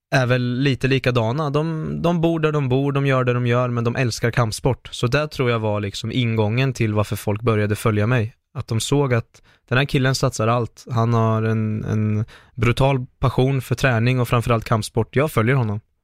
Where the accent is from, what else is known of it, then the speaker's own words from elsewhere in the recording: Linköping, Östergötland, Sweden; Jag är från Linköping, jag är 26 år nu